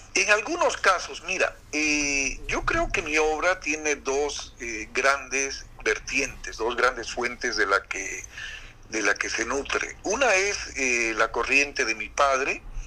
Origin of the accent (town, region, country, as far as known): La Paz, Bolivia; born or raised there; moved away as an adult; also born or lived in Santa Ana, Beni, Bolivia; now in Santa Cruz, Bolivia